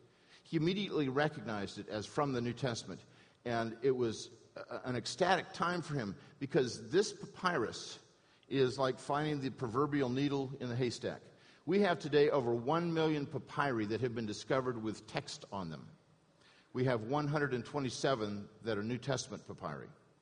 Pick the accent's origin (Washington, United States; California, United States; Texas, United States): California, United States; Newport Beach; I had a good education growing up in Newport Beach.